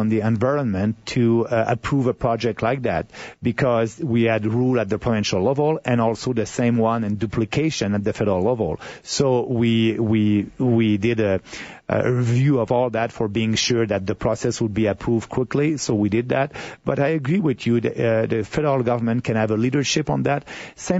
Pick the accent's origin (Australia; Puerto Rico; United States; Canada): Canada; Quebec; I'm coming from Quebec. I'm not an Albertan